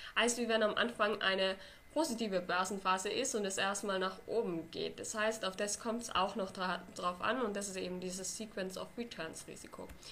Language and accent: German; Austria; Bei uns in Österreich